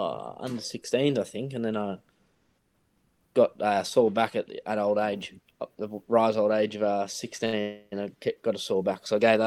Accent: Carrum, Victoria, Australia; I grew up in Carrum, boys, or I only lived in two houses and both in Carrum, either side of McLeod Road.

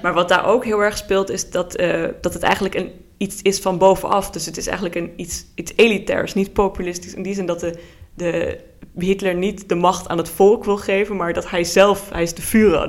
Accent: Luxembourg; moved away as an adult; also born or lived in Netherlands; now in Groningen, Netherlands; mijn ouders komen oorspronkelijk uit Nederland, maar ik ben in Luxemburg geboren en eh, woon dus nu voor het eerst in Nederland

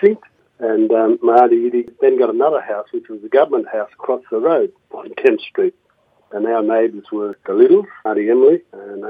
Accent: Alice Springs, Northern Territory, Australia; I was born in Alice Springs in 1952 on the 6th of September

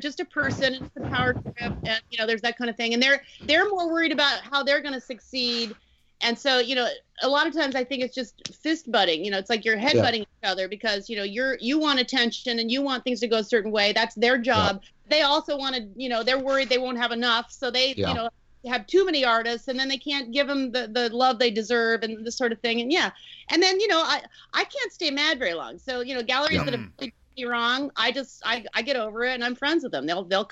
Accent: Colorado Springs, Colorado, United States; also born or lived in California / Utah / New York City; now in Santa Barbara, United States; I actually grew up in Colorado Springs in my school years for part of it, but when I look back, I really only lived there for like 10 years.

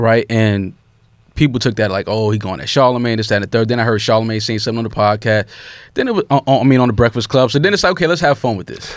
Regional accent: New York City, New York, United States

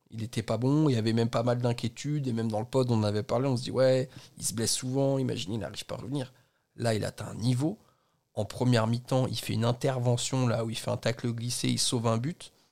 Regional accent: Flanders, Belgium; French is a second language; Bienvenue en Belgique. Je suis flamand.

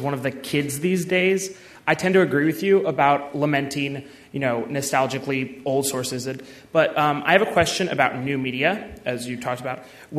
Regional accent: Los Angeles, California, United States; moved away as an adult; I'm a freshman in the college, and I'm from Los Angeles, California.

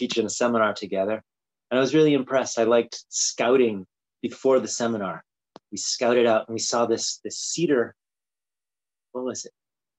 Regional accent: Japan; also born or lived in Brazil; I grew up in Japan and Brazil, and I think that sort of shaped like speaking different languages and being into different cultures.

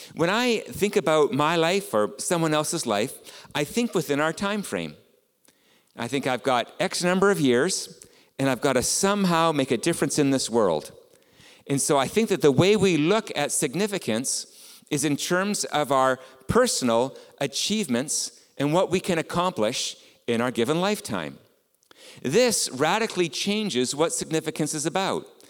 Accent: Canada; being Canadian, I am raised in a relatively individualistic society

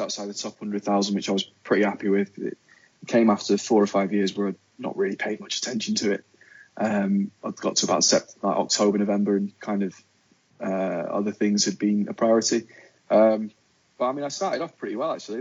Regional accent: Wigan, North West England, United Kingdom; now in London, United Kingdom; I am from the glorious town of Wigan in Lancashire.

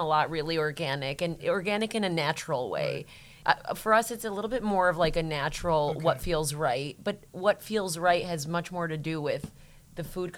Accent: Michigan, United States; born or raised there; also born or lived in Albania

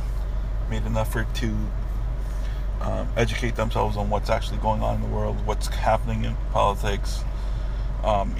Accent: Pakistan; now in United States; when I was 8, 9, 10 years old as a kid, even growing up in Pakistan.

